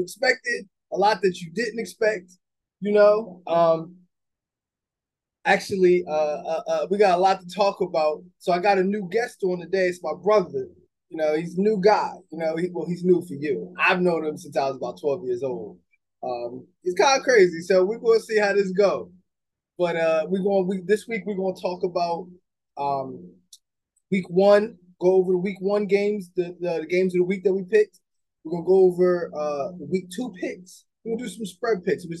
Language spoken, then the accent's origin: English; Atlantic City, New Jersey, United States; also born or lived in Egg Harbor Township, New Jersey; when I grew up in Atlantic City, and I played for Pleasantville